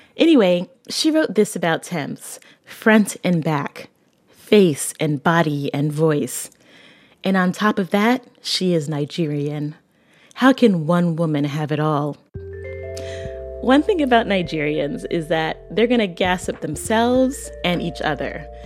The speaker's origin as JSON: {"language": "English", "country": "Barbados", "tie": "born or raised there", "said": "I'm from Barbados"}